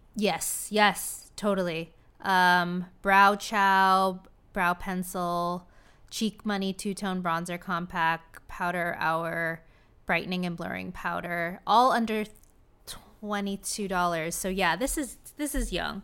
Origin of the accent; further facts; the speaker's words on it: Orange County, California, United States; Love my hometown